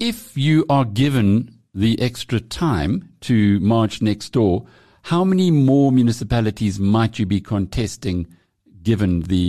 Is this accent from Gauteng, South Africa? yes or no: no; Newcastle, KwaZulu-Natal, South Africa; that's my hometown that you just mentioned, now Newcastle.